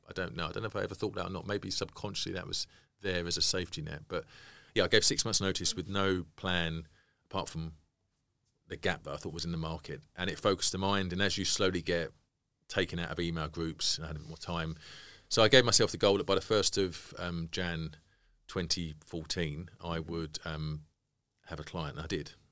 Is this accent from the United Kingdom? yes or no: yes; United Kingdom; we're being British